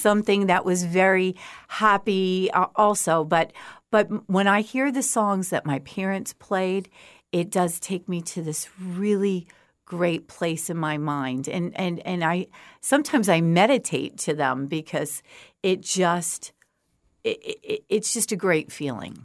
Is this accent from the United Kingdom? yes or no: no; outside of Woodstock, New York, United States; moved away as an adult; also born or lived in Oklahoma; now in Fort Myers, United States; I grew up outside of Woodstock